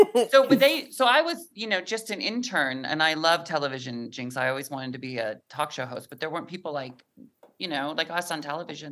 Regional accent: Mount Vernon, Washington, United States; moved away; I'm from Mount Vernon, Washington, about an hour north of where you are in Seattle

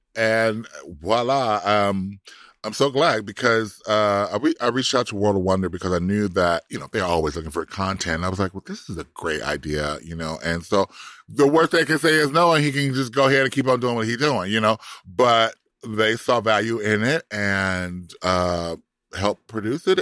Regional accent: Compton, California, United States; now in Florida, United States; I'm from Compton, and I live in Florida

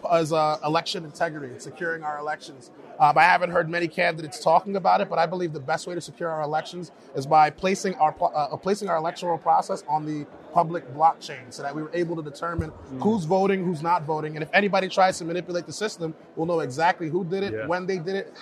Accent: Paterson, New Jersey, United States; Like, so I'm from Paterson, New Jersey. It's an inner city.

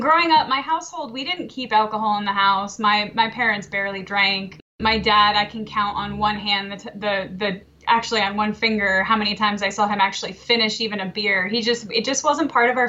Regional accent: Connecticut, United States; moved away as an adult; also born or lived in Maryland; now in Westminster, Maryland, United States; originally I'm from Connecticut, but I've been in Maryland for about 10 years now

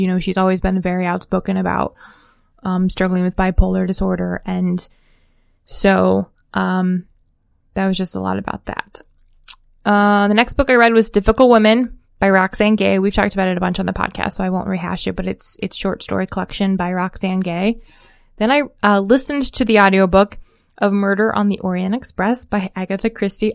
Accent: Hudson, Ohio, United States; My hometown in particular is Hudson, Ohio

